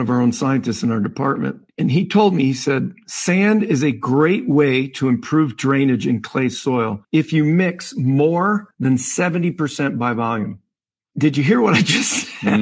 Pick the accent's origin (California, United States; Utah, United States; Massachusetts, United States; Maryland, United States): Massachusetts, United States; Western; I grew up in Western Massachusetts